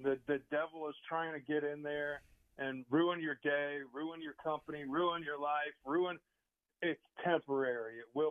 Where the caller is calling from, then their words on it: Angola, Indiana, United States; I am in the donut capital of the world, Angola, Indiana, today.